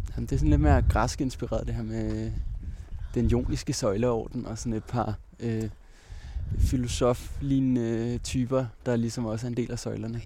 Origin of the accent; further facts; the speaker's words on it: Roskilde, Zealand, Denmark; moved away as an adult; also born or lived in Himmelev; Jeg er født i Roskilde, øh, og øh, boede faktisk også de første to år af mit liv herinde i, øh, inde i midtbyen